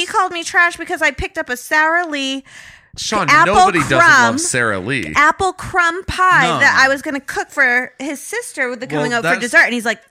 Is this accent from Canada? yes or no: no; Zimbabwe; In Egypt, they gave me ice. I grew up in Rhodesia.